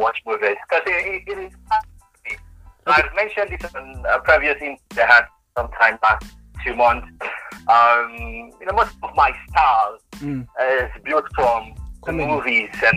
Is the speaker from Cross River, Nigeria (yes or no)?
no; Lagos, Nigeria; also born or lived in Jos / Ajegunle / Surulere; I grew up in Lagos, but I was born in Jos.